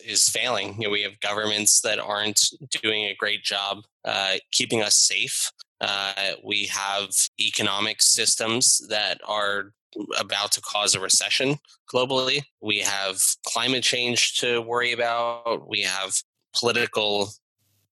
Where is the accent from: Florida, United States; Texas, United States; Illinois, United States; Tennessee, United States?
Florida, United States; South; I was Miami Heat fan growing up in South Florida.